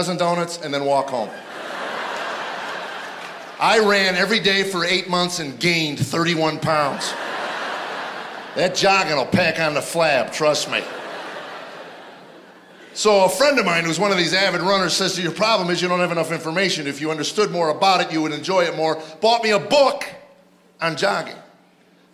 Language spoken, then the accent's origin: English; Chicago, Illinois, United States; also born or lived in Arizona; now in Nashville, United States; I grew up in Chicago